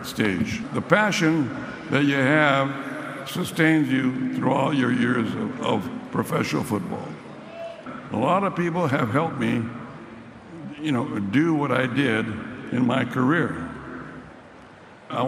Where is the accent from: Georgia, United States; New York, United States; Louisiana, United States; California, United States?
California, United States; Sanger; my hometown of Sanger, little old town Sanger